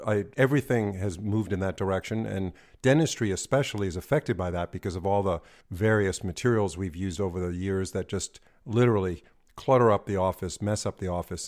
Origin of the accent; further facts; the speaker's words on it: New York, United States; moved away; also born or lived in California; I was born and raised in New York.